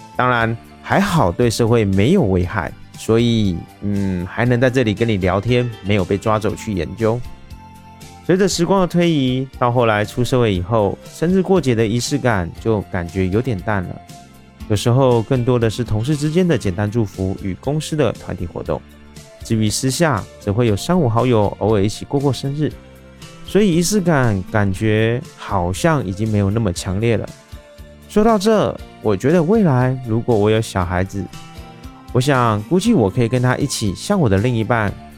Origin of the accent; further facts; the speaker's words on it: Taiwan; 我是一位来自台湾喜欢旅行与热爱交朋友的